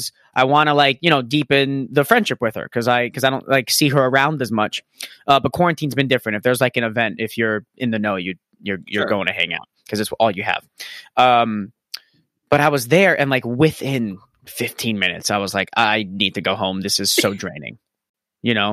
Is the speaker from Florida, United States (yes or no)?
yes; Florida, United States; I growing up in Florida, I mean, going to the art school that I did